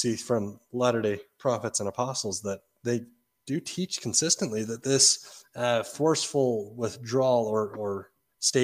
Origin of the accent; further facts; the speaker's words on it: Utah, United States; growing up in Utah